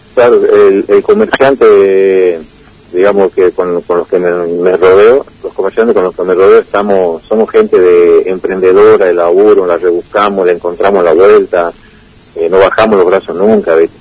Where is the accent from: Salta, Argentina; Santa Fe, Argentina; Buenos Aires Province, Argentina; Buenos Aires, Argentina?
Salta, Argentina; moved away; la ciudad donde yo nací, en Salta